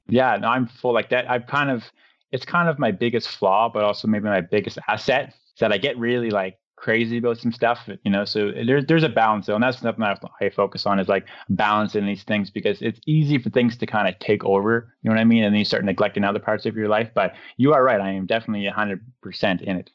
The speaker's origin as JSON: {"language": "English", "country": "Canada", "said": "to be from Canada"}